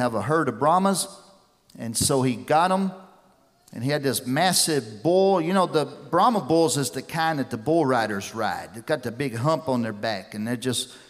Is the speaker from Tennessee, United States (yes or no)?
yes; West Tennessee, United States; I grew up down here in West Tennessee